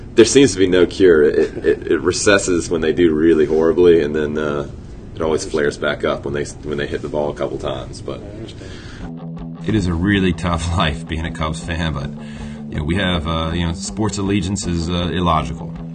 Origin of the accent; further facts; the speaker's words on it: Chesapeake, Virginia, United States; I grew up in Chesapeake